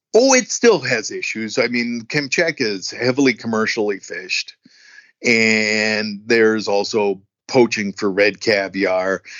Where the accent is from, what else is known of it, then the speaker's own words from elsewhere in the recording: United States; as an American